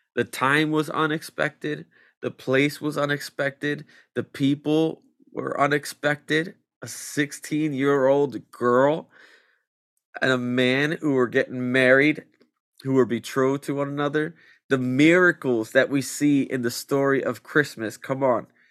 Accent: Vineland, New Jersey, United States; also born or lived in Millville, New Jersey; I'm from, uh, Cumberland County. I grew up in Vineland and Millville all my life

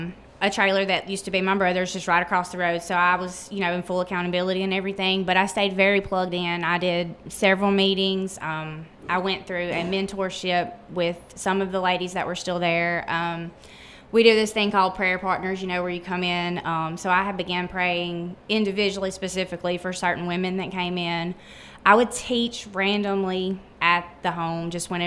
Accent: Shannon, Mississippi, United States; I'm from Shannon, Mississippi

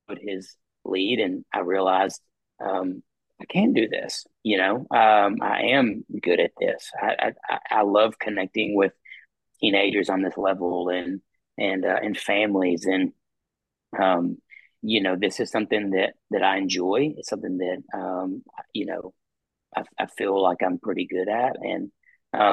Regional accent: Mount Juliet, Tennessee, United States; moved away as an adult; now in Cookeville, United States; I'm from Mount Juliet, Tennessee, and grew up in the Mount Juliet Church

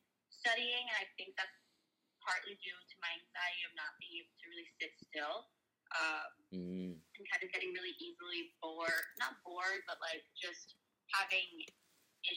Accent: Brazil; moved away; growing up in Brazil

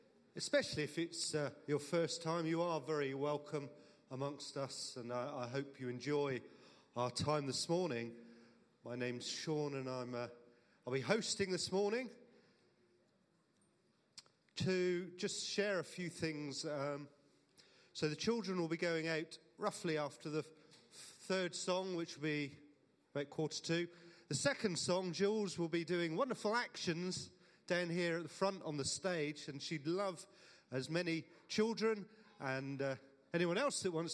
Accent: Cornwall, South West England, United Kingdom; I am Cornish

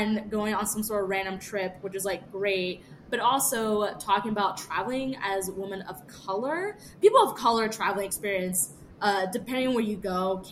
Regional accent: the South, United States; also born or lived in Atlanta / Washington, D.C.; I come from the South.

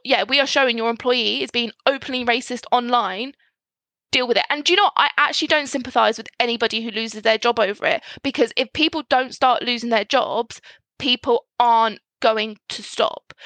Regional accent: Scotland, United Kingdom; especially being Scottish

